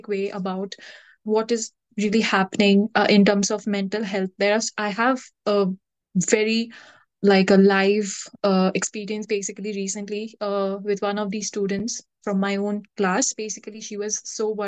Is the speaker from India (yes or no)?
yes; India; moved away as an adult; being an Indian myself